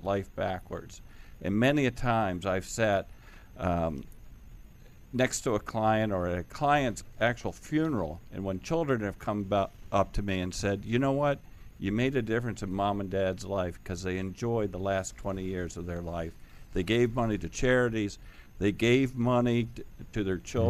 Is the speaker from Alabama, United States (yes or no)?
no; Washington, District of Columbia, United States; I'm a native Washingtonian, fourth generation Washingtonian